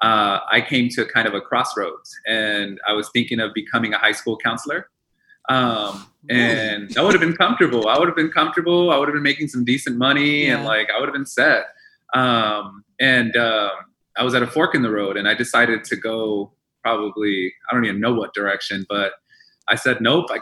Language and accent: English; Baldwin Park, California, United States; English is a second language; growing up in Baldwin Park, going through Baldwin Park Unified School District